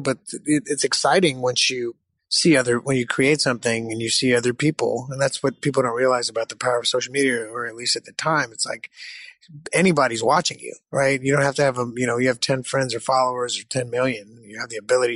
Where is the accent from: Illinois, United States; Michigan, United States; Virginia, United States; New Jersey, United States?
Michigan, United States; moved away; I, I, was born in Michigan